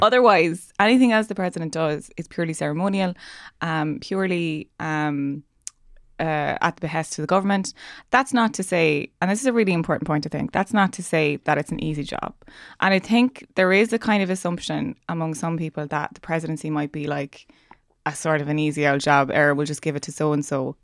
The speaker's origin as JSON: {"language": "English", "country": "Ireland", "said": "me being Irish"}